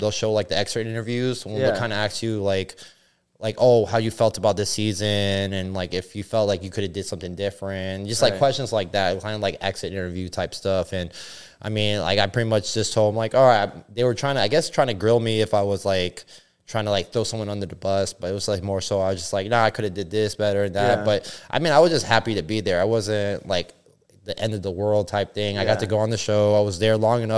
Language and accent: English; Miami, Florida, United States; also born or lived in Venezuela / Orlando; growing up in Miami